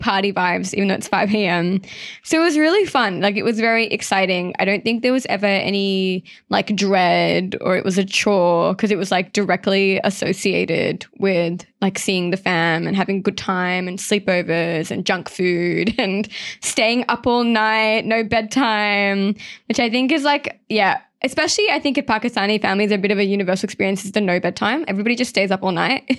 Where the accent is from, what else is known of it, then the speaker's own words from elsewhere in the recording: Sydney, New South Wales, Australia; growing up, I lived in Mount Druitt